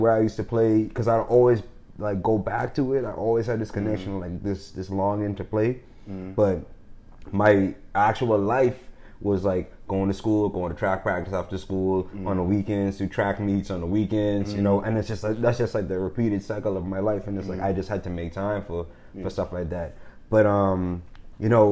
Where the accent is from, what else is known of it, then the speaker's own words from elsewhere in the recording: Bahamas; when I grew up in the Bahamas